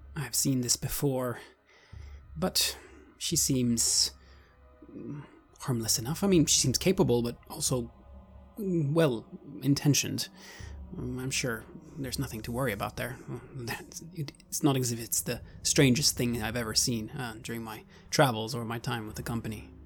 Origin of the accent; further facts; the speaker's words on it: Sweden; now in Japan; I'm originally from Sweden, now living in Japan